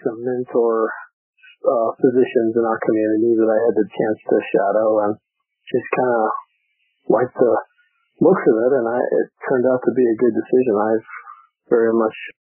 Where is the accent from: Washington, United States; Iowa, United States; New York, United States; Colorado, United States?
Colorado, United States; Greeley; moved away as an adult; also born or lived in Bethesda, Maryland; I grew up in Greeley, Colorado, north of Denver.